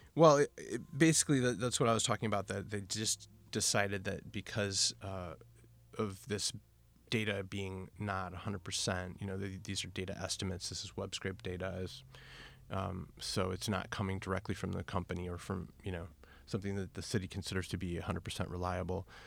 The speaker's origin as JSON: {"language": "English", "town": "Milwaukee", "region": "Wisconsin", "country": "United States", "moved": "as an adult", "lives_now": "Portland, United States", "said": "I'm from Milwaukee, Wisconsin. I'm a Cheesehead"}